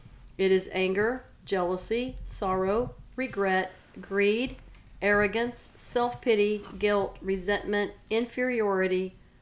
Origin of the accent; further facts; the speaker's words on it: Silsbee, Texas, United States; moved away; Oh, I'm from Silsbee, Texas. I'm from Southeast Texas in the East